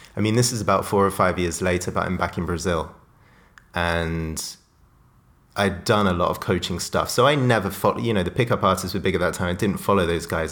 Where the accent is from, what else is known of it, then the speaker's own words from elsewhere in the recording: Oxfordshire, South East England, United Kingdom; growing up in Oxfordshire, the south of England